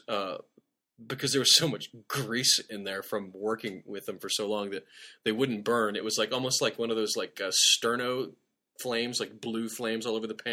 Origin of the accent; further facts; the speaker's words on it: Nebraska, United States; I grew up in Nebraska